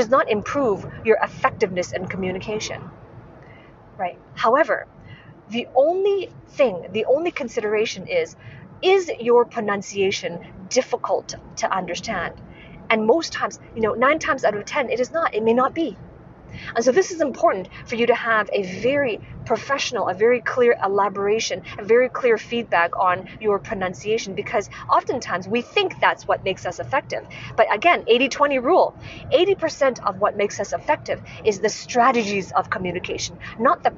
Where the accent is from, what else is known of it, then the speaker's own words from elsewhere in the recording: Hong Kong; moved away as an adult; also born or lived in Edinburgh, Scotland; I'm originally from Hong Kong